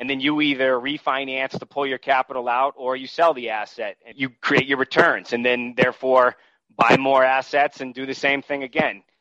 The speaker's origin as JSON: {"language": "English", "region": "New England", "country": "United States", "said": "I'm originally from New England, so I looked at markets that I uh, knew growing up in that region, out in Western Massachusetts, Vermont, New Hampshire."}